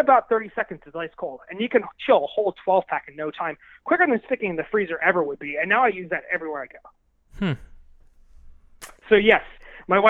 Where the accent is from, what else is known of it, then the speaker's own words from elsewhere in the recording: United States; I'm from America